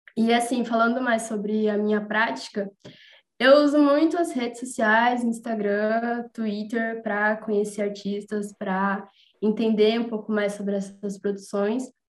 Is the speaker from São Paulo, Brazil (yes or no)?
yes; São Paulo, Brazil; eu sou de São Paulo